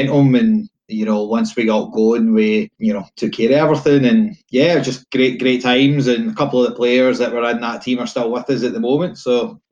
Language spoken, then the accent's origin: English; Blackwood, Scotland, United Kingdom; now in Lesmahagow, United Kingdom; originally from an even smaller village about 4 miles up the road called Blackwood, Kirkney Hill